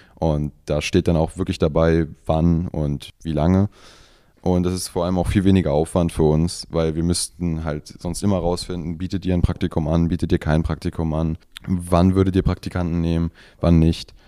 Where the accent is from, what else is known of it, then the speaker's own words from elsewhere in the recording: Büchen, Schleswig-Holstein, Germany; ich komme tatsächlich aus Büchen